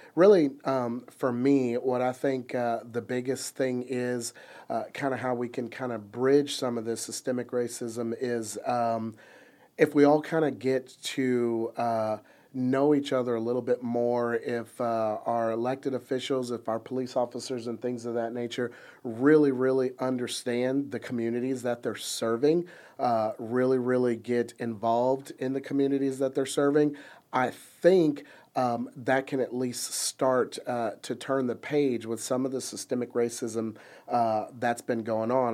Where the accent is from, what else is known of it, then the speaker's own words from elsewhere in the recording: Plano, Texas, United States; growing up in Plano